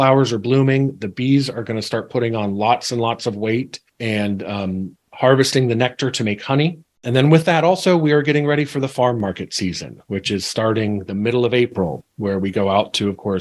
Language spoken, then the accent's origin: English; Central Ohio, United States; I was raised here in Central Ohio